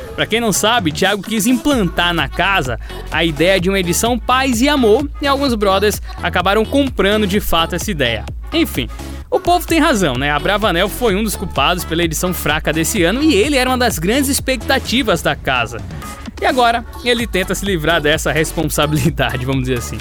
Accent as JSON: {"language": "Portuguese", "country": "Brazil", "said": "como brasileiros"}